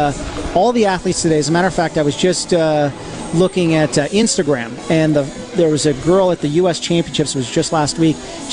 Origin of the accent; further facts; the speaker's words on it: Albuquerque, New Mexico, United States; I grew up in Albuquerque, New Mexico, and my family had homeschooled us.